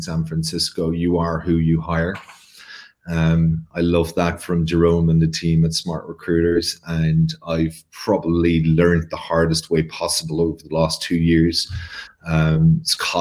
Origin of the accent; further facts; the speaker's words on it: Ireland; I'm Irish in every way.